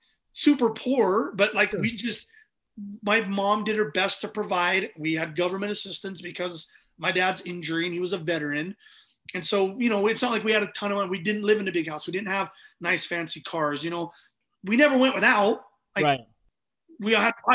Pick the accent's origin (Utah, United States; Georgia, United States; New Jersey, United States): Utah, United States; We grew up in Utah